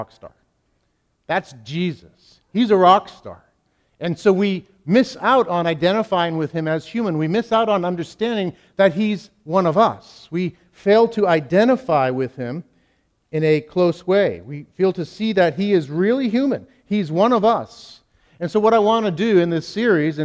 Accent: New England, United States; I'm from New England

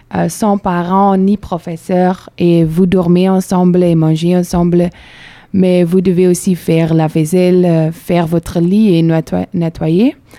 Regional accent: Belgium; French is a second language; moved away as an adult; now in Bordeaux, France; je viens de Belgique

